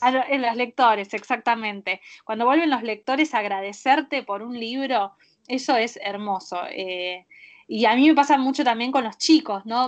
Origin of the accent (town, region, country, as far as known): Argentina